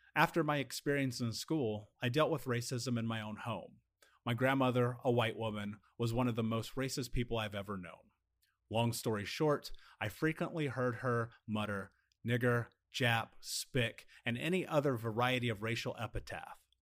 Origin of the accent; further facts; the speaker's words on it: United States; a biracial man in America